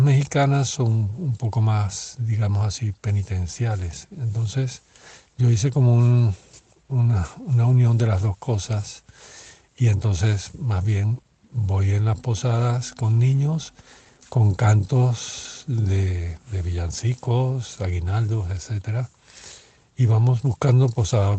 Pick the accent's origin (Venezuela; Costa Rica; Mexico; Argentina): Venezuela; now in Spain; yo que vengo de Venezuela